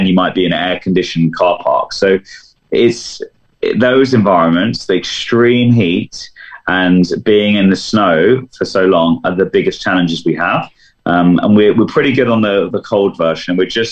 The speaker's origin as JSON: {"language": "English", "region": "London", "country": "United Kingdom", "said": "as a Londoner"}